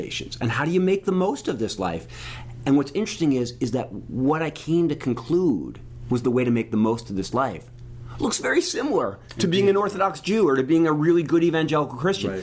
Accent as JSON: {"language": "English", "area": "outside of Philadelphia", "region": "Pennsylvania", "country": "United States", "tie": "born or raised there", "said": "I grew up outside of Philadelphia."}